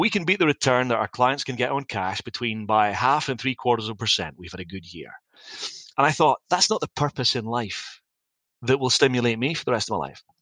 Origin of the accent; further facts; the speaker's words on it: Dundee, Scotland, United Kingdom; back home in Scotland around my family and the people that I loved. I wanted to make a difference in my hometown of Dundee.